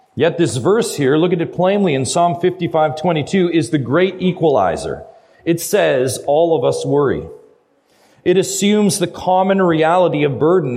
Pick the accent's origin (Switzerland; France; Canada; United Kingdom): Canada; Ontario; I'm from Ontario. I know that I'm from a long ways away